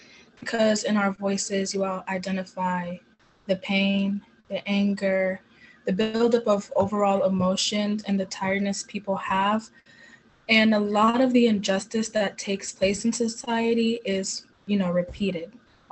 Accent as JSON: {"language": "English", "country": "Jamaica", "lives_now": "United States", "said": "I moved here from Jamaica, where the country is more like on the reserve side and conservative and strong in their religion, which has taught me the value of faith and family."}